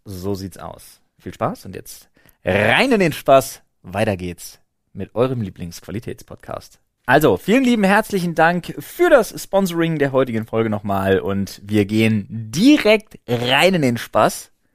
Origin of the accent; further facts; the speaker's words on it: Berlin, Germany; wir als Berliner